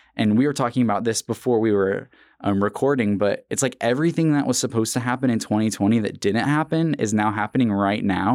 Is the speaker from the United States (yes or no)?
yes; Tulsa, Oklahoma, United States; also born or lived in Norman, Oklahoma; I loved Tulsa because I mean, it was my hometown